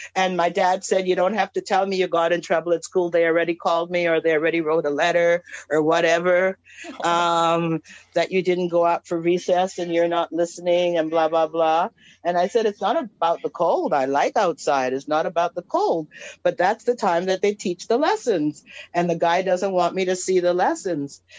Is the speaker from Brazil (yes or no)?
no; Trinidad & Tobago; moved away; I was born in Trinidad